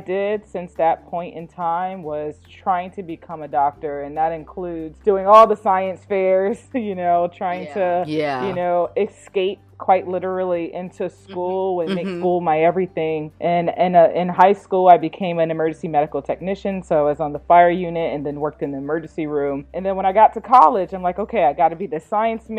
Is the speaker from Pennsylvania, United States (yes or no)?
no; New Haven, Connecticut, United States; I'm from New Haven, Connecticut. And I grew up in housing projects